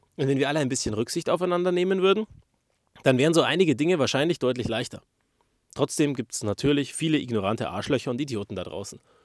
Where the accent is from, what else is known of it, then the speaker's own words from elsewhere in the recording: Germany; Wir als Deutsche, wir kennen das ja gar nicht